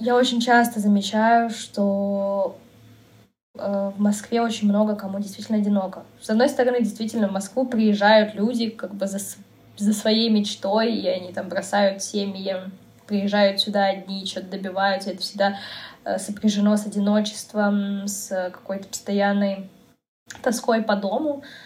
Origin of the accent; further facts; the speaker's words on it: Kazakhstan; moved away as an adult; now in Moscow, Russia; Я из Казахстана